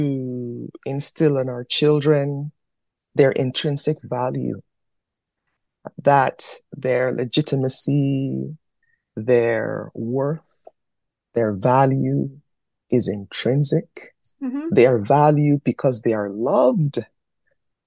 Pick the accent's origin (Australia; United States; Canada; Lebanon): Canada; also born or lived in Nigeria; They see me as Yoruba and Canadian